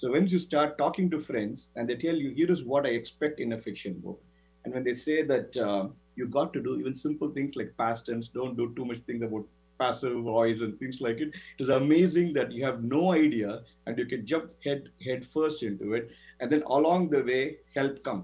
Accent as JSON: {"language": "English", "town": "Chennai", "region": "Tamil Nadu", "country": "India", "tie": "born or raised there", "also_born_or_lived": "Florida, United States", "moved": "as an adult", "lives_now": "United States", "said": "Chennai, my hometown in India"}